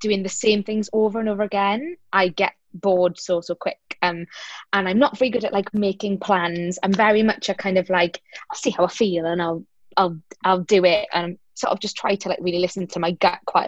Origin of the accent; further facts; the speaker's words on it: South Wales, United Kingdom; I'm from South Wales. My parents are Greek, so I'm Greek-Welsh